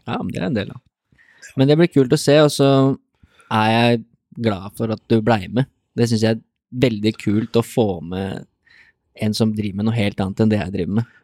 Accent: Drammen area, Buskerud, Norway; vi er jo fra Drammen, omegn

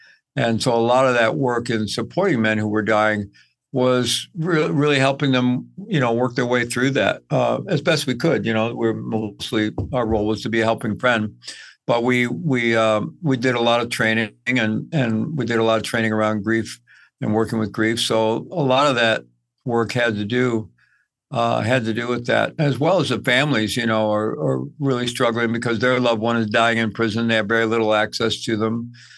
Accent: Midwest, United States; also born or lived in South America; I grew up in the Midwest. I've lived all over, lived in South America for quite a bit while I was young.

